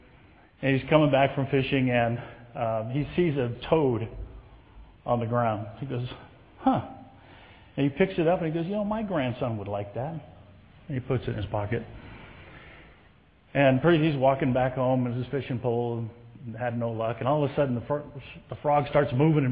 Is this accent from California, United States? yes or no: yes; Southern California, United States; I was born and raised in Southern California.